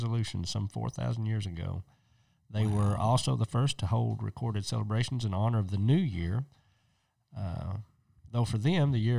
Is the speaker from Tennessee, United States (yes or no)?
yes; East Tennessee, United States; we're from East Tennessee